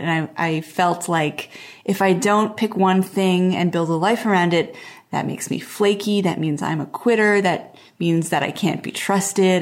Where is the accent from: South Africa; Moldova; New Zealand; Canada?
Canada; Montreal, Quebec; moved away as an adult; also born or lived in Portland / Pacific Northwest island; I grew up in Montreal, which is like a big East Coast city, and then I moved to Portland